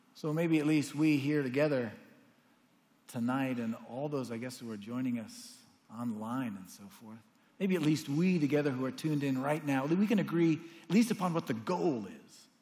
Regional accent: United States; as an American Christian

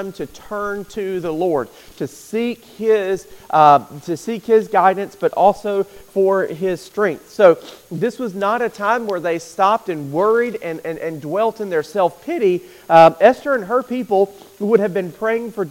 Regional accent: United States; American Christians

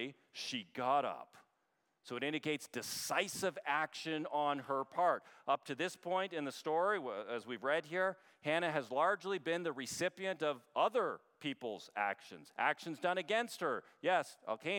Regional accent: Canada; now in United States; as a Canadian

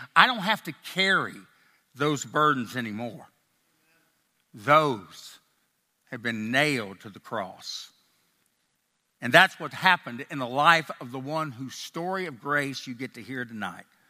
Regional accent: Nashville, Tennessee, United States; accent: a little bit Tennessee, and a little bit Texas; now in Texas, United States; I grew up in Nashville, Tennessee, but I've lived most of my life in Texas

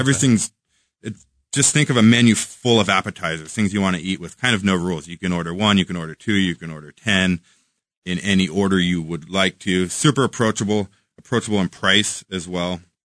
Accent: Washington, United States; now in Kansas City, United States; Washington, in my home state

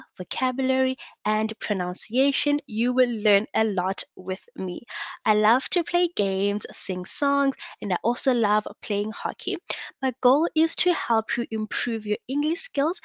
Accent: South Africa; I am from South Africa

